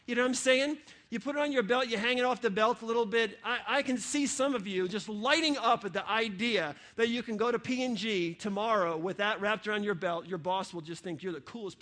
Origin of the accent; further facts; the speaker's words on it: New York, United States; now in Ohio, United States; I grew up in New York